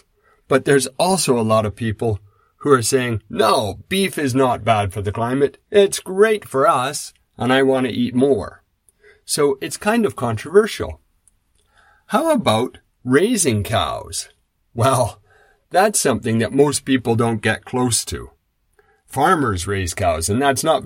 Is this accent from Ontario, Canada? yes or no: no; Saskatchewan, Canada; When I grew up in Saskatchewan, I was around grain farms.